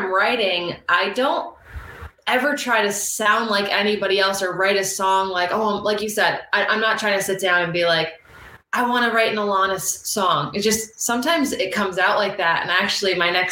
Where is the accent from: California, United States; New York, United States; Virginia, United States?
New York, United States; Finger Lakes region, upstate central; now in Asbury Park, United States; I'm originally from the Finger Lakes region, central, you know, upstate central New York. And now I live near Asbury Park, New Jersey